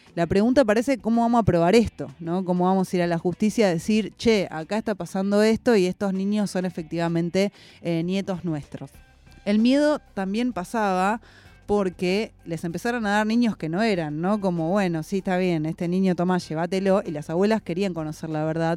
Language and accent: Spanish; Argentina; en nuestra identidad también como argentinos